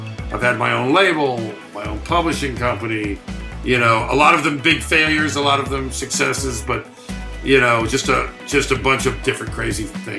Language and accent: English; Houston, Texas, United States; also born or lived in Dayton, Ohio; I was born in Dayton, Ohio, but I grew up in Houston, Texas, and went to the high school for the performing and visual arts.